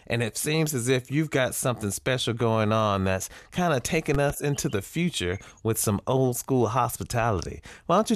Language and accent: English; the South, United States; accent: southern; with my southern accent